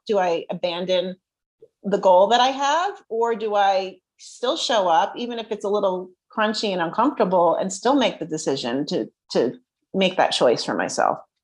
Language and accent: English; New Jersey, United States; I'm from Jersey.